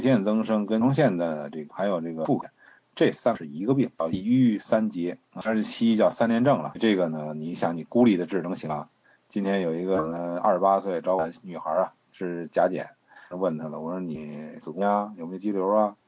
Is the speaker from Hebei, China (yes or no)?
no; Beijing, China; 因为我是老北京，我是北京人